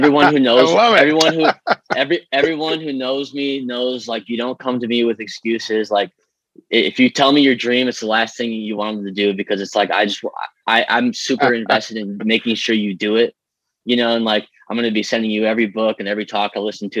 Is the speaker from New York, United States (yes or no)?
no; Streamwood, Illinois, United States; moved away as an adult; also born or lived in Los Angeles; So I grew up in Streamwood. I love the people there in the town. I was there until I was 24.